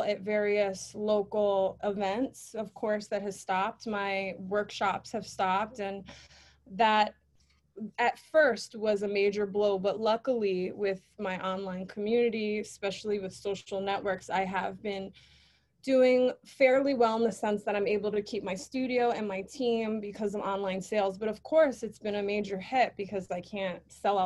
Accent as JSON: {"language": "English", "town": "New York City", "region": "New York", "country": "United States", "tie": "born or raised there", "said": "I lived all over the Bronx, but that area is where I was raised"}